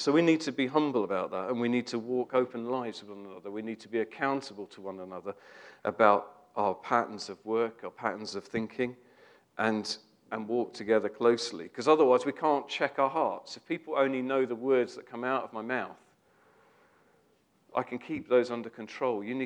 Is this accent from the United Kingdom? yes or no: yes; United Kingdom; we're British